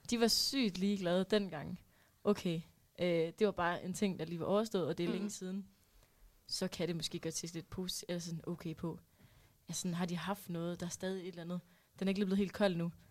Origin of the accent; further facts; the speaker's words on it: Aarhus, Central Denmark Region, Denmark; Og jeg kommer endda